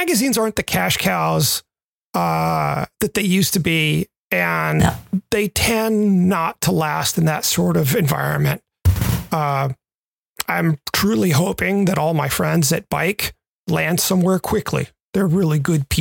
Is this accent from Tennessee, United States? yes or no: yes; Memphis, Tennessee, United States; moved away; also born or lived in Western Massachusetts / Southern California; Growing up in Memphis